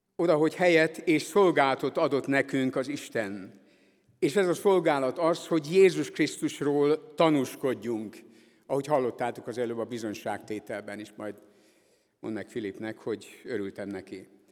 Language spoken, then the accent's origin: Hungarian; Budapest, Hungary; moved away; ezért a gyülekezetért, amelyben én is fölnőttem, és amelyik továbbra is az evangélium hirdetésének az egyik fontos helye itt Budapest szívében